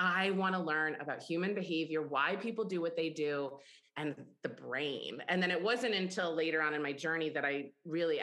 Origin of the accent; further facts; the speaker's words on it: Ithaca, New York, United States; I grew up in Ithaca, New York